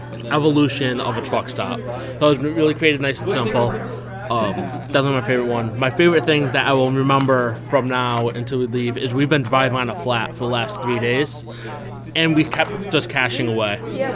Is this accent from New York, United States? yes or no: yes; Binghamton, New York, United States; All right … from Binghamton, New York.